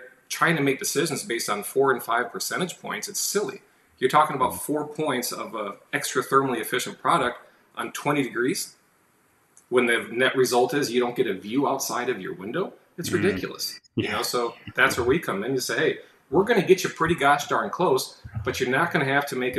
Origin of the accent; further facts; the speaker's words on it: Northwest Indiana, United States; moved away as an adult; now in Southwest Florida, United States; growing up in Northwest Indiana